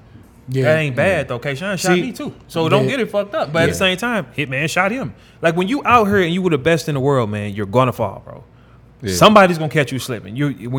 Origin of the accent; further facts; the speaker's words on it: New York City, New York, United States; When you on 106 Park, you see I'm from New York City. I'm the only person here.